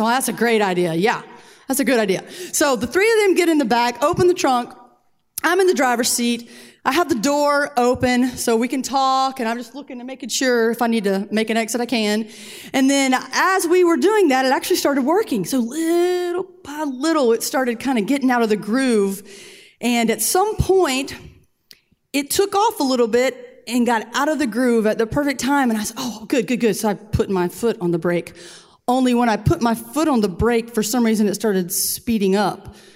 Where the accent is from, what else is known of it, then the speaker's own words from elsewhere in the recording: Columbia, South Carolina, United States; We're from Columbia. It never snows here